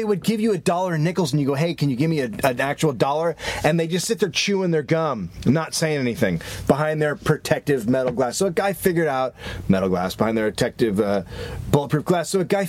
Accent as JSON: {"language": "English", "region": "California", "country": "United States", "also_born_or_lived": "New York", "said": "And so, but coming from California, there was still customer service happening."}